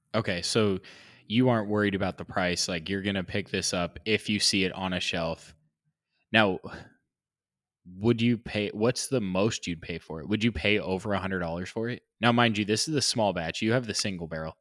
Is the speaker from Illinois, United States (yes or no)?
no; California, United States; I'm a Californian